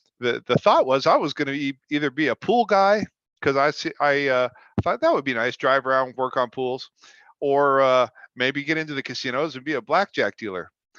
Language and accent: English; Toronto, Ontario, Canada; also born or lived in Florida / California / Colorado / Washington; now in Las Vegas, United States; I've lived in previously Florida, California, Colorado, Washington, Montana, and I'm originally from Toronto, Canada.